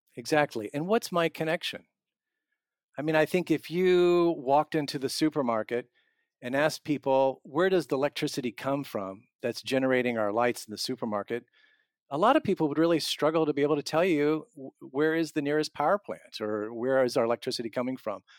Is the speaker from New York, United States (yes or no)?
no; Southern Illinois, United States; now in Iowa, United States; I'm not from Iowa, I'm from Southern Illinois, where we used to strip mining